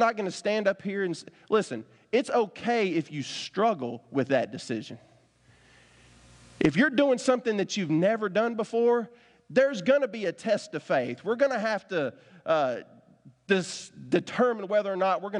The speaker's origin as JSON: {"language": "English", "town": "Winchester", "country": "United States", "tie": "born or raised there", "said": "I grew up in Winchester, so I got just enough a country boy in me"}